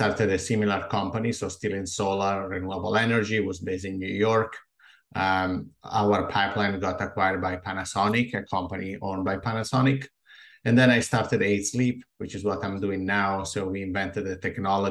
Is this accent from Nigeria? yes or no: no; Italy; English is a second language; moved away as an adult; now in United States; As you can guess from my accent, I'm originally from Italy, but I moved to the US around 11 years ago.